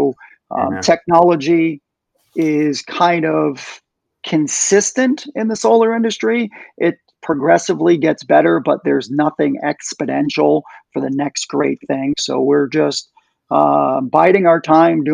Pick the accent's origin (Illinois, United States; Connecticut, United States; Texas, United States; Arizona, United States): Connecticut, United States; now in Florida, United States; I'm from Connecticut originally